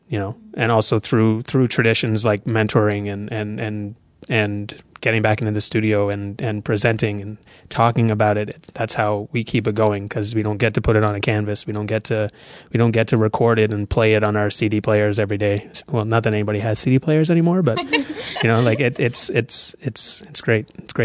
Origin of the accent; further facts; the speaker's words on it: Toronto, Ontario, Canada; I'm from Toronto, Ontario. I don't know how in much detail to go. I went to a fine arts high school in Toronto.